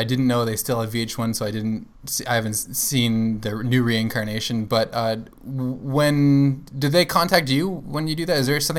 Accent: Florida, United States; Well, we come from Florida, the land of golf courses.

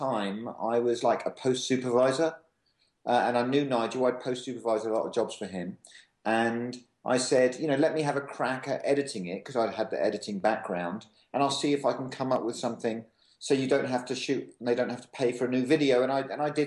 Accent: England, United Kingdom; moved away; I'm from England

